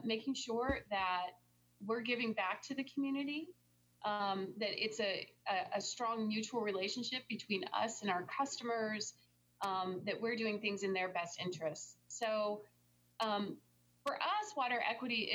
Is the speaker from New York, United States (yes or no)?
no; Tempe, Arizona, United States; I'm from here. I'm from Tempe, Arizona